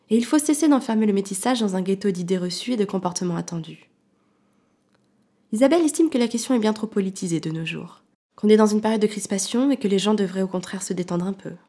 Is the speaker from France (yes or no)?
yes; Grenoble, Auvergne-Rhône-Alpes, France; je suis une femme, je suis française, je suis grenobloise, je suis mère, je suis journaliste.